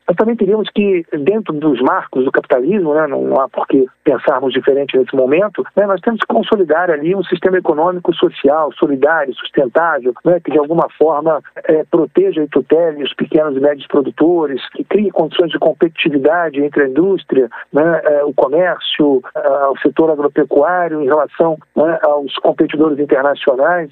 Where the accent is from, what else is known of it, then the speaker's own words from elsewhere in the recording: Brazil; somos brasileiros